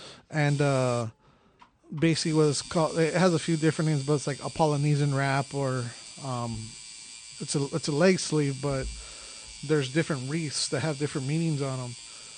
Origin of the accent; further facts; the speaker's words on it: Philippines; this Filipino dude has some really good, and I'm Filipino.